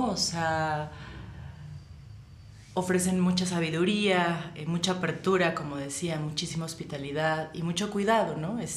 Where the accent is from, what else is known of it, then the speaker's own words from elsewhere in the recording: Mexico City, Mexico; yo como mexicana puedo sentirlo muy fluidamente, ¿no? O sea, sí, no me siento ajena o externa